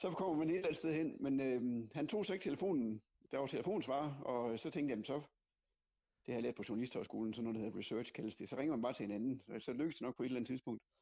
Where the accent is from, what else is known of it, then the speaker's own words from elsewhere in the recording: West Jutland, Central Denmark Region, Denmark; jeg kommer fra Vestjylland